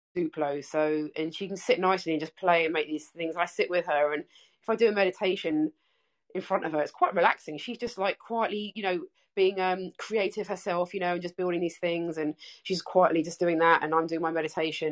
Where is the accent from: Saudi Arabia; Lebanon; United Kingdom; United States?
United Kingdom; England; now in Melbourne, Australia; I'm English, uh, as you can tell by my accent, but I'm I'm living in Melbourne, Australia